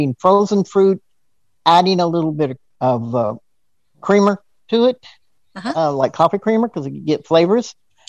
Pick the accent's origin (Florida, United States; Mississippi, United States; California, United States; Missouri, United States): California, United States; Southern; I'm from California also. I'm from Southern California.